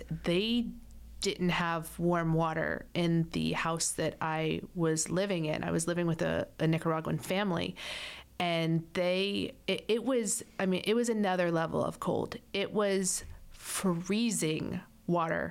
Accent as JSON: {"language": "English", "region": "Florida", "country": "United States", "tie": "born or raised there", "said": "I'm a Florida girl, born and raised in Florida"}